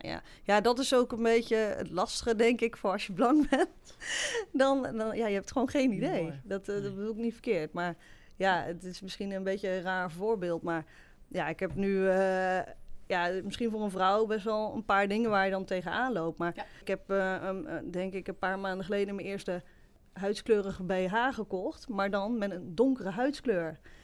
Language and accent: Dutch; Varik, Gelderland, Netherlands; also born or lived in Sri Lanka; Ik ben geadopteerd. Hè, ik ben opgegroeid in de Betuwe, in Varik